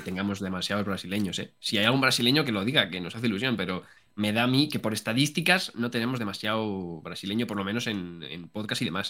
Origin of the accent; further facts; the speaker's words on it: Madrid, Community of Madrid, Spain; nosotros que somos de, de Madrid